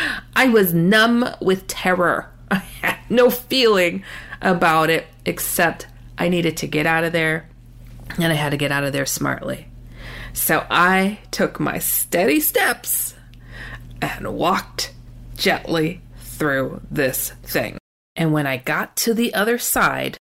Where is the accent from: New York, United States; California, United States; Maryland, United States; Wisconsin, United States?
Wisconsin, United States; I relocated back to my home state of Wisconsin